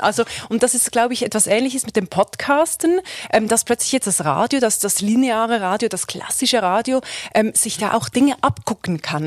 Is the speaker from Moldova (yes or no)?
no; Switzerland; moved away as an adult; now in Germany; ich bin aus der Schweiz